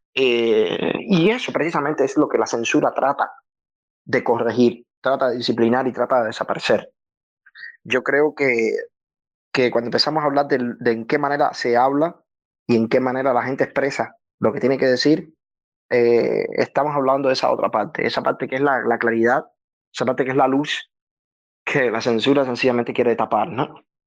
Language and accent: Spanish; Havana, Cuba; yo soy de Santa Fe, playa, vengo ahí de la playa y, he vivido toda mi vida